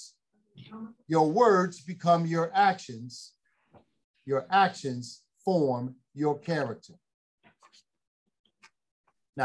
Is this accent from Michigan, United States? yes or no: no; Chicago, Illinois, United States; now in Los Angeles, United States; I'm born and raised in Chicago. Proud of it.